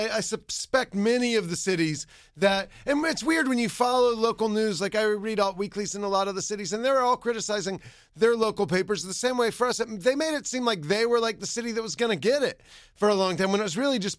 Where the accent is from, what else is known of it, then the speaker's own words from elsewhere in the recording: South Carolina, United States; I mean, I grew up in South Carolina